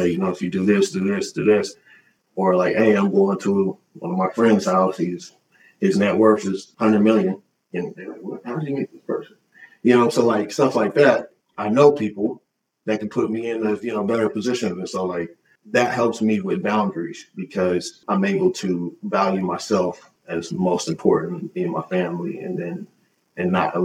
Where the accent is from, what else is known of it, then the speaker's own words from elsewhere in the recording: Oklahoma City, Oklahoma, United States; now in Port Townsend, United States; being born and raised in Oklahoma City and grew up in the Black church